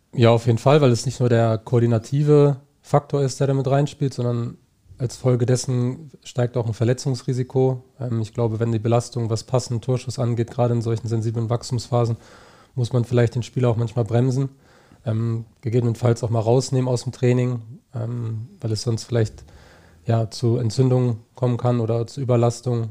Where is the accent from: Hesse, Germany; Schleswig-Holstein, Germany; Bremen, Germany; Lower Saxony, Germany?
Schleswig-Holstein, Germany; Niebüll; moved away; also born or lived in Heidelberg; Also ich komme aus Nibel